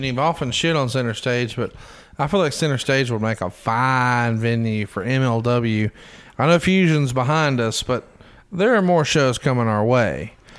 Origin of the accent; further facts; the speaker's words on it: Alabama, United States; I'm from Alabama.